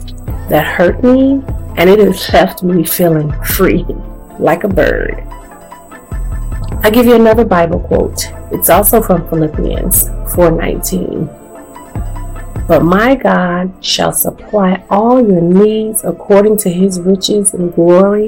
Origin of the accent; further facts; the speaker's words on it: the South, United States; I am what they call a true grits girl, a girl born and raised in the South